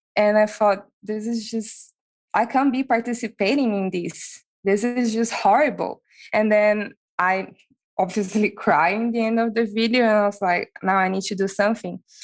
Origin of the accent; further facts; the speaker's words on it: Brazil; moved away as an adult; also born or lived in Europe / Sydney, Australia; I'm from Brazil and I already had an experience in Europe